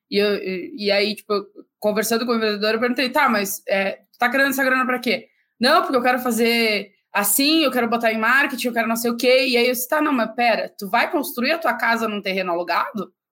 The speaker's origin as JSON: {"language": "Portuguese", "region": "São Paulo", "country": "Brazil", "said": "Eu, eu, eu, eu sou de São Paulo."}